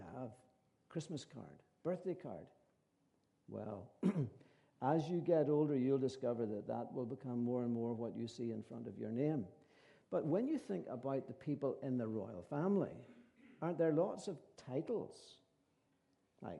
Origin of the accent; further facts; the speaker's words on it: County Antrim or County Fermanagh, Northern Ireland, United Kingdom; we are from County Antrim and County Fermanagh, my wife